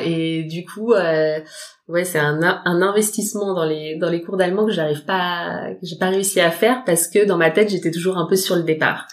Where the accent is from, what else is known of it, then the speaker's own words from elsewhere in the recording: Paris region, Île-de-France, France; moved away as an adult; also born or lived in Frankfurt, Germany; now in Düsseldorf, Germany; je viens de région parisienne euh, et ça fait 7 ans que je vis à Düsseldorf maintenant